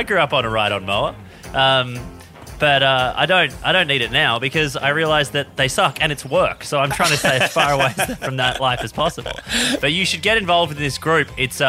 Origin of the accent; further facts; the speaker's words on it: Australia; So I want to be very clear in that as an Australian, I think we can all relate to that achievement.